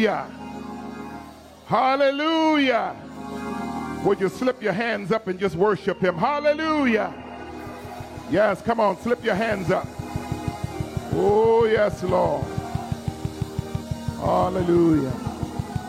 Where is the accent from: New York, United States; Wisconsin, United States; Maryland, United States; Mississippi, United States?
New York, United States; New York City; I'm from the Bronx